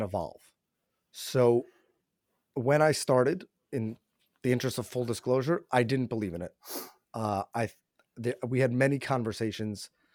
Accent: New York, United States; born and raised in New York

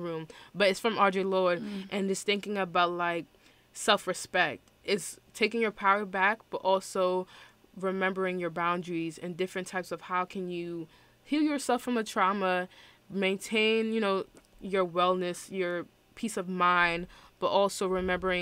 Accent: New York City, New York, United States; I'm from Brooklyn and, like, New York

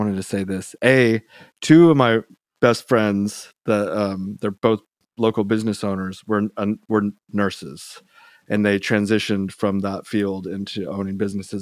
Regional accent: Georgia, United States; moved away; also born or lived in San Antonio / California; I grew up in Georgia

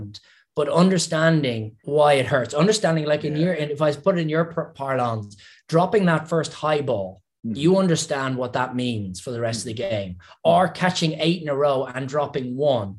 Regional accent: Ireland; accent: Irish; my Irish accent

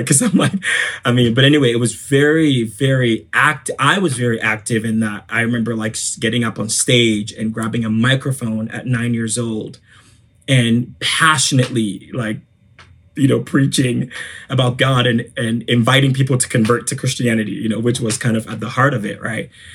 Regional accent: Ghana; I am from Ghana. I'm from West Africa.

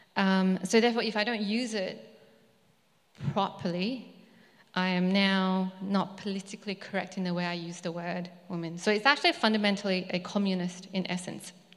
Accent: Malaysia; moved away; I was born in Malaysia. So my ethnic background is Chinese

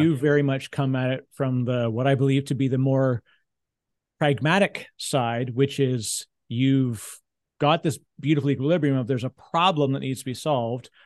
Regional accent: Canada; I'm a Canadian

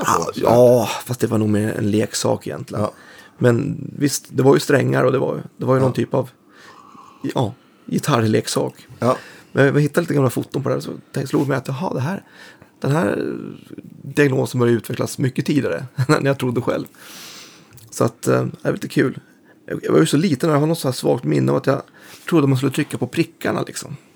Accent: Bålsta, Uppsala County, Sweden; also born or lived in Stockholm; Bålsta, mm. norr om. Så att, född i Stockholm men, men mm. uppväxt där. Och det var ju liksom en ännu mer mindre och isolerad ort än det är idag. Nu är det lite mer förort pendlars-style.

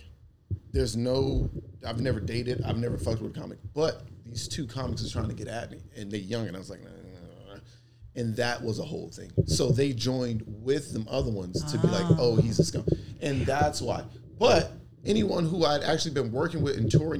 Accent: Atlanta, Georgia, United States; I'm from West Atlanta

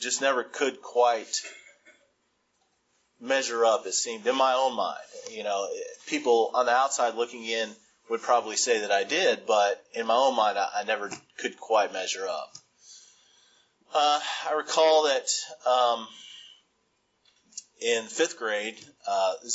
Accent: Huntsville, Alabama, United States; I grew up in Huntsville, Alabama

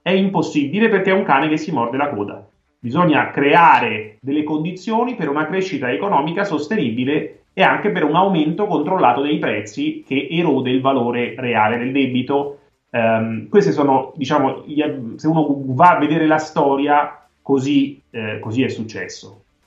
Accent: Italy; io da italiano

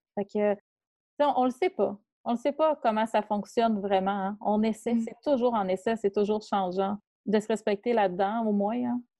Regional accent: Quebec, Canada; en tant que Québécois

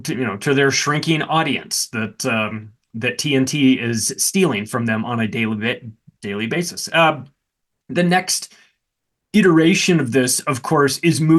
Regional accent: Denver, Colorado, United States; my hometown here of Denver

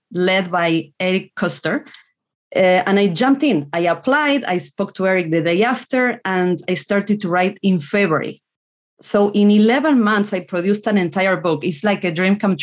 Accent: Argentina; first language Spanish; English is a second language; moved away as an adult; now in United States; I was born in Argentina, lived in a small rural town

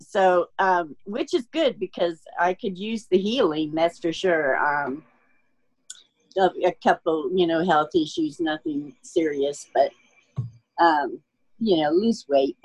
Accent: Austin, Texas, United States; I'm from Austin, Texas.

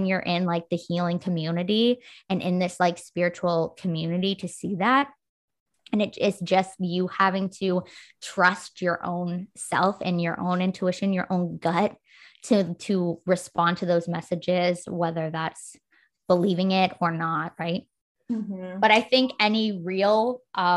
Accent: Canada; I'm Canadian

